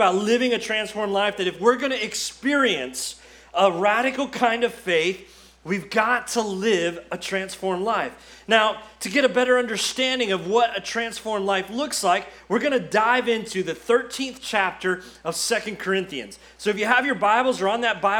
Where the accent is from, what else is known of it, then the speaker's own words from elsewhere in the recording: Florida, United States; moved away as an adult; now in Kentucky, United States; we're from Florida